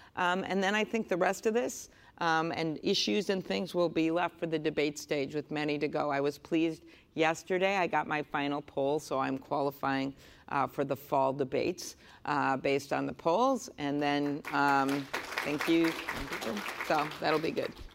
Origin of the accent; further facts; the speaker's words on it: Midwest, United States; I'm from the Midwest.